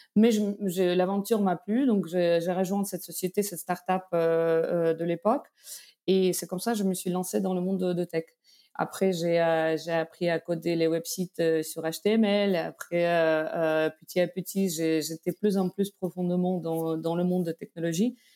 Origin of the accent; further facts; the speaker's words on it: Belarus; French is a second language; moved away as an adult; also born or lived in Moscow, Russia; now in France; D'origine, je suis de Biélorussie.